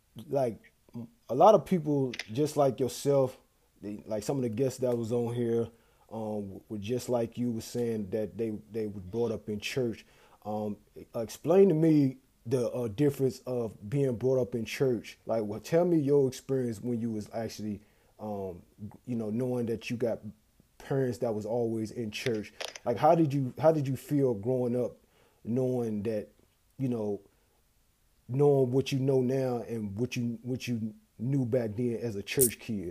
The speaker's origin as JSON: {"language": "English", "town": "Newport News", "region": "Virginia", "country": "United States", "tie": "born or raised there", "moved": "yes", "said": "We from the same hometown"}